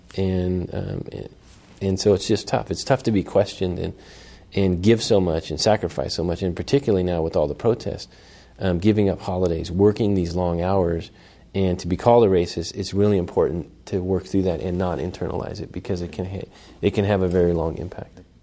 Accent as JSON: {"language": "English", "town": "Oakland", "region": "California", "country": "United States", "tie": "born or raised there", "said": "I'm born and raised in Oakland in the Fruitvale District"}